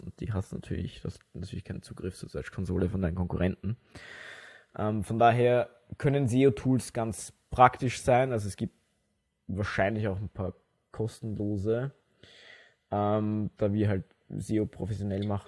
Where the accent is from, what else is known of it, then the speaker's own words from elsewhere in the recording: Wiener Neustadt, Lower Austria, Austria; in Wiener Neustadt, wo ich herkomme